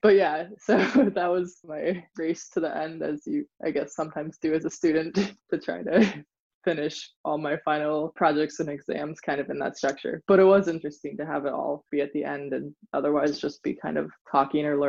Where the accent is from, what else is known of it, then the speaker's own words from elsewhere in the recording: central Pennsylvania, United States; also born or lived in Freiburg, Germany; a teenager from central Pennsylvania